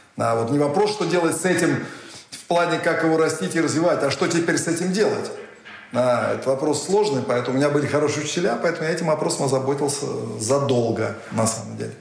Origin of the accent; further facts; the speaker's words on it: Russia; Я россиянин, я хочу жить в России, нигде кроме России